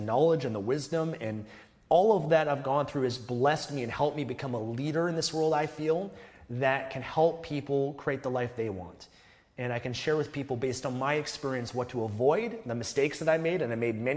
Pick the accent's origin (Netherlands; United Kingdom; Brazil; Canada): Canada; I was born in Canada